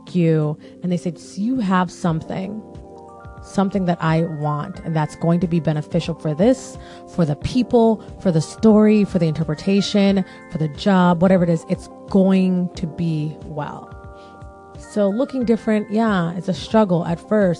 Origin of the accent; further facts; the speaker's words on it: Jamaica; it's more so Caribbean because I'm Jamaican